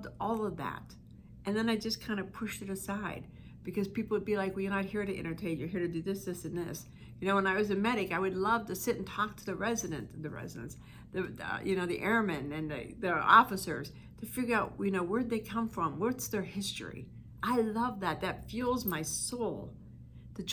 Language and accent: English; East Coast, United States; I'm from the East Coast, and in the summer we'd have the windows open, and I could hear the choo-choo trains, because I'm from a steel mill type town